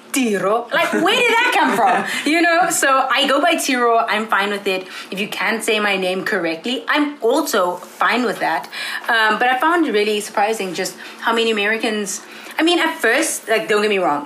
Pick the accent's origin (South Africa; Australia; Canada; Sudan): South Africa; moved away as an adult; now in Ithaca, United States; I'm from South Africa